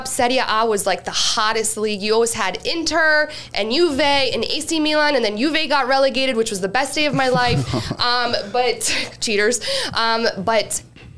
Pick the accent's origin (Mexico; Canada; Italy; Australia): Canada; I'm Canadian.